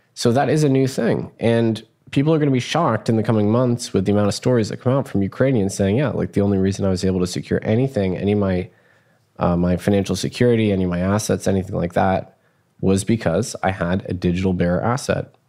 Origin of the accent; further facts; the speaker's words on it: United States; as an American